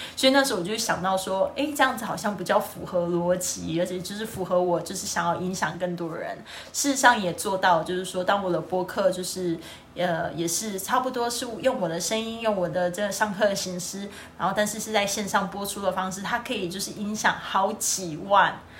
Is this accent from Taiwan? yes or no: yes; Kaohsiung, Taiwan; 我的家乡，这是高雄，美丽的高雄